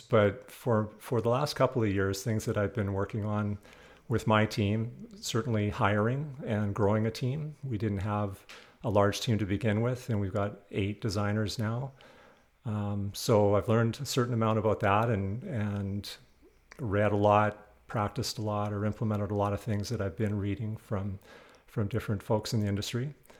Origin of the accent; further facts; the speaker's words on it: Western Canada, Canada; moved away; I'm originally from Western Canada